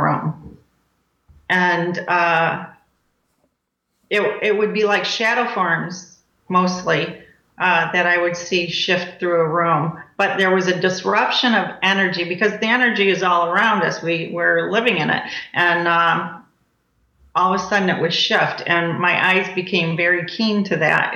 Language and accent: English; Michigan, United States; now in Cape Coral, United States; I'm from Michigan